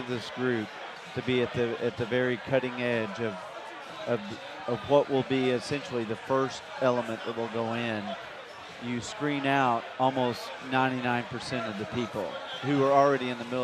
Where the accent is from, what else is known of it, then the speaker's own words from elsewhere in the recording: East Tennessee, United States; I grew up in East Tennessee.